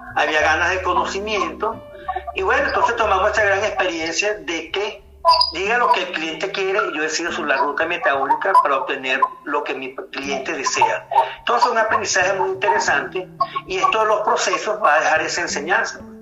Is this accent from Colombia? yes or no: no; Venezuela; somos los venezolanos